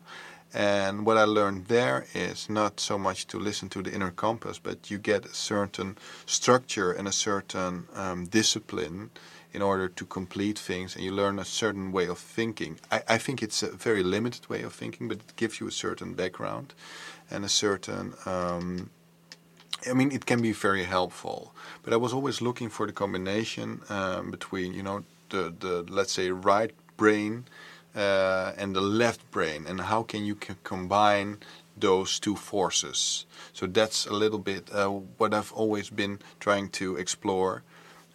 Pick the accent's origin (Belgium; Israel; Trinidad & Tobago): Belgium; Antwerp, Flanders; now in Netherlands; I was born and raised in Antwerp